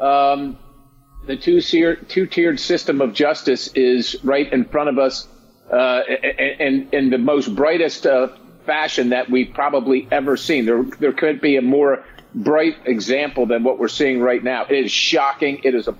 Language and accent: English; Pennsylvania, United States; I come from Pennsylvania.